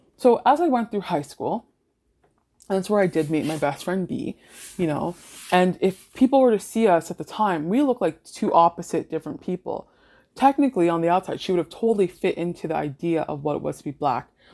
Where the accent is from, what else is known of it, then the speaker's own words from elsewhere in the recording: Mississauga, Ontario, Canada; also born or lived in British Columbia; I grew up in Mississauga